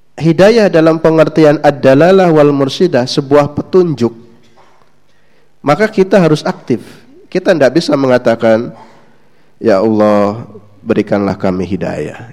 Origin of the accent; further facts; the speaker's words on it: West Java, Indonesia; Saya kebetulan asli Jawa Barat